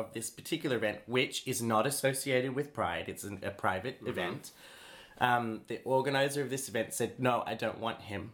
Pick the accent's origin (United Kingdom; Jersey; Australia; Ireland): Australia; I'm an Australian